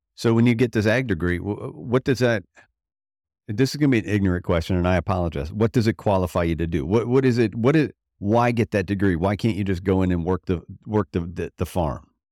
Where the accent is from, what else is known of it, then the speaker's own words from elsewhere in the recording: Florida, United States; I grew up in Florida